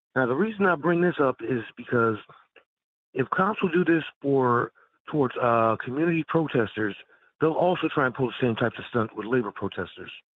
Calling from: Philadelphia, Pennsylvania, United States; Calling from Philly.

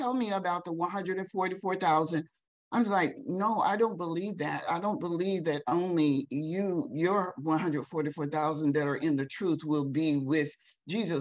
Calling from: Elizabeth City, North Carolina, United States; I'm calling in from Elizabeth City, North Carolina.

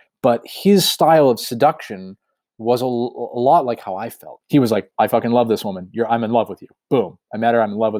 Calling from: Massachusetts, United States; Yeah, I'm in rural Massachusetts presently.

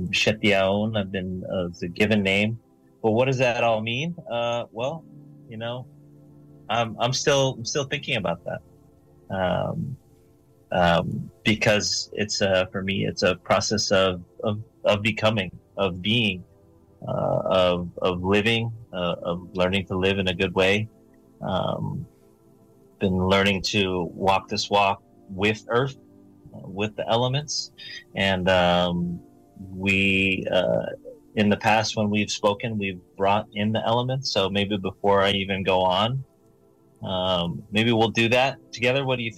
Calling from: California, United States; Well, I'm calling in from Coahuila land down here in Southern California, as it's called, but this is native land.

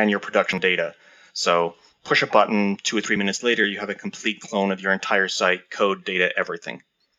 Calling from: Chicago, Illinois, United States; I'm calling from my spare bedroom on the second floor of my house, which is somewhere in the Chicago area.

